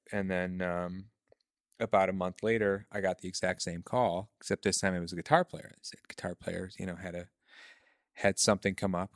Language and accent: English; Michigan, United States; moved away as an adult; also born or lived in Chicago / New York; I'm from Michigan, um, I left, uh, when I was about twenty years old